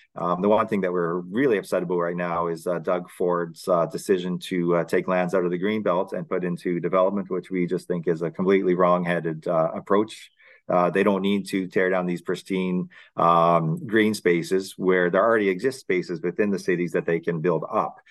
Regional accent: London, Ontario, Canada; I grew up in London, Ontario.

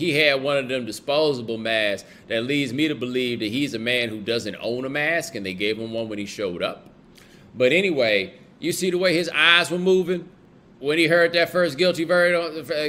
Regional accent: Houston, Texas, United States; I didn't grow up in Atlanta. I grew up in Houston

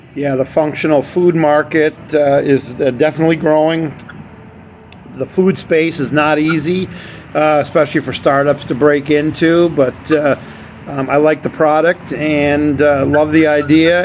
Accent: Wisconsin, United States; I grew up in the Midwest in, in Wisconsin

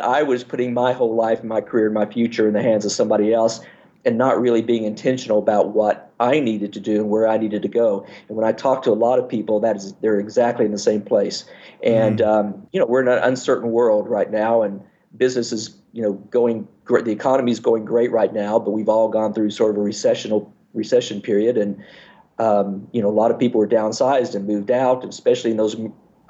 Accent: Fairbanks, Alaska, United States; born there; But I was born in Fairbanks, Alaska, and my mother's gynecologist or OB, the person who delivered me, the doctor who delivered me, we became good friends, as everybody in Alaska does

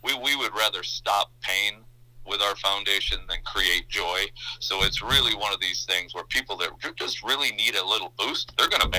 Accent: northern Minnesota, United States; also born or lived in Baytown, Texas / Mankato, Minnesota; The long road ended up in northern Minnesota. That's where I grew up

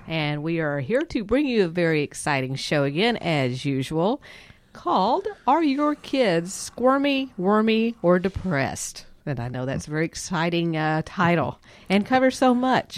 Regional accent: Texas, United States; we are from Texas

